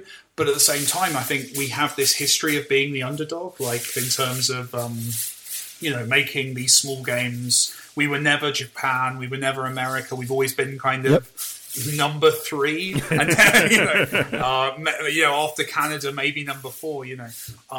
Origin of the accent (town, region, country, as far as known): United Kingdom